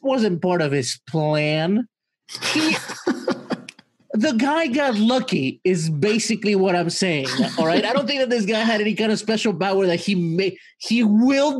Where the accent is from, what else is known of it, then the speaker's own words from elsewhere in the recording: Mexico; moved away; my childhood was spent in Mexico and a lot of stuff happened to me while growing up in Mexico